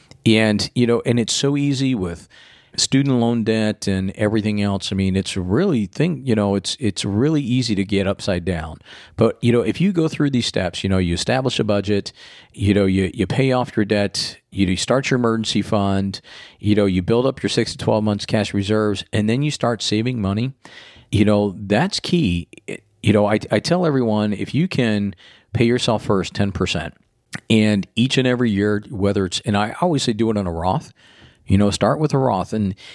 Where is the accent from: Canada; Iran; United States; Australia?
United States; Florida; Growing up in Florida, and they got hit with the side skirted a couple times with hurricanes, and having the power outages and everything else.